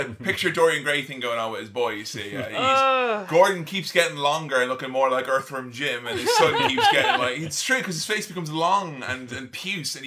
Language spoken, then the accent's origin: English; Ireland; as an Irishman